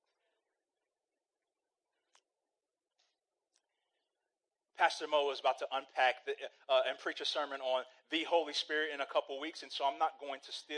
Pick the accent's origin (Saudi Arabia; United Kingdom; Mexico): Saudi Arabia; moved away; I grew up in Saudi Arabia